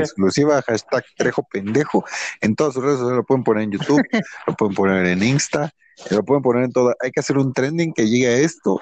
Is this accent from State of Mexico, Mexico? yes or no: yes; Nezahualcóyotl, State of Mexico, Mexico; vivimos por aquí, güey, no mames, es nesa